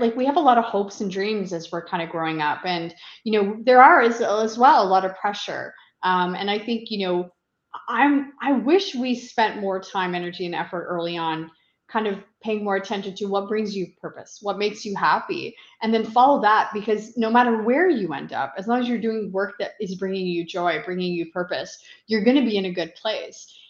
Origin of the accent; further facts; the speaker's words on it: Eastern Townships, Quebec, Canada; moved away as an adult; now in Ottawa, Canada; Originally, I'm from the Eastern Townships in Quebec, a beautiful uh, part of the country, and I relocated to Ottawa uh, over 25 years ago